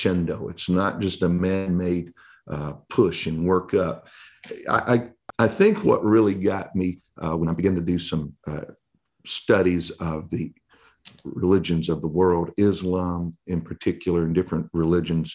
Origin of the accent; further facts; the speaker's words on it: Texas, United States; I'm from Texas